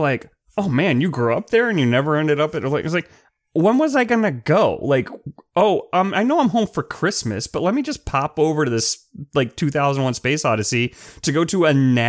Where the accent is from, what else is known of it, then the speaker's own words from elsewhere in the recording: Clearwater, Florida, United States; So, I grew up in Clearwater, which is very close to Tampa